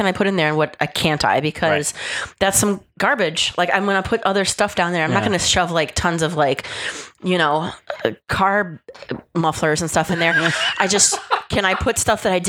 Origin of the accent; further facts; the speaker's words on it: Cleveland, Ohio, United States; moved away as an adult; also born or lived in Charlotte, North Carolina / Charleston, South Carolina; now in Houston, United States; I grew up in Cleveland, Ohio